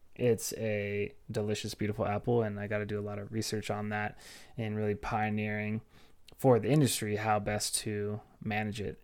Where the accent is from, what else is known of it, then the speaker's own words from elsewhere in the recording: Orange County, California, United States; now in Fort Collins, United States; growing up in Orange County and being so close to the ocean